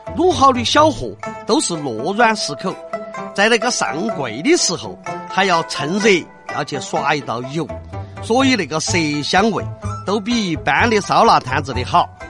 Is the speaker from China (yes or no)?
yes; Chengdu, Sichuan, China; 我们成都人好吃